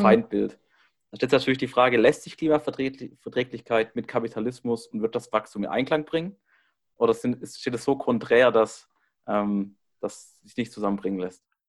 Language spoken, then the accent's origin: German; Baden-Württemberg, Germany; moved away; ich komme eigentlich aus Baden-Württemberg